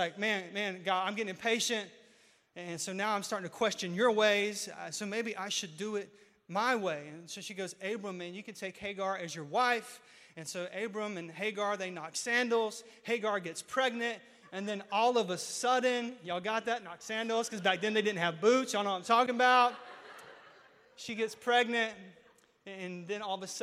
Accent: Mount Olive, North Carolina, United States; Mount Olive brand, because that's my hometown.

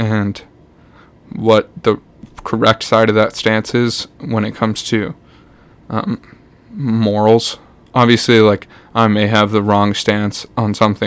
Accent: Canada; also born or lived in Winnipeg / Hamilton; I am a Toronto Maple Leafs fan as a Canadian.

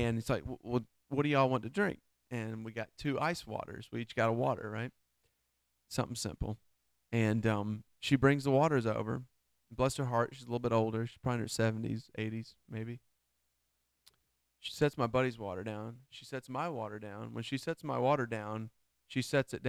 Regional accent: Georgia, United States; I'm from Georgia.

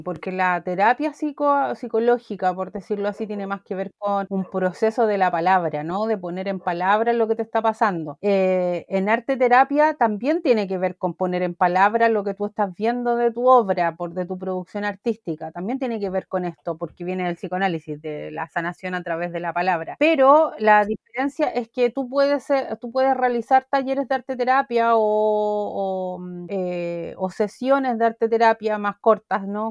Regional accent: Chile; de donde vengo yo en realidad que es Chile

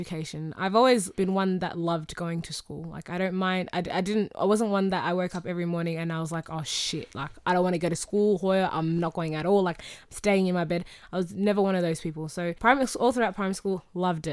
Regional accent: Australia; accent: Australian

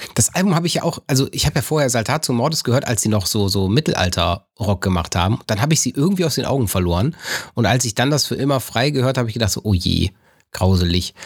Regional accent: North Rhine-Westphalia, Germany

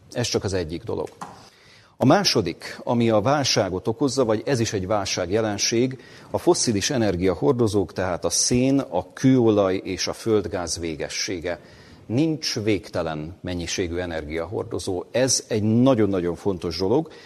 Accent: Hungary; amit mi magyarként Magyarországon megélünk

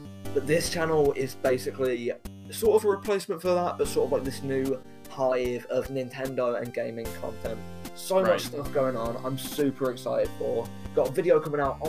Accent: United Kingdom; I'm a British man

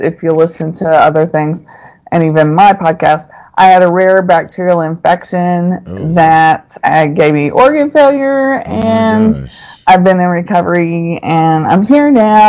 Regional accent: Texas, United States; also born or lived in Oxford, Mississippi; now in Austin, United States; third generation Texan.

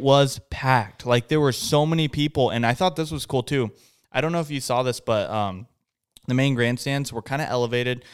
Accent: West Coast, United States; we're not locals. We're from the West Coast

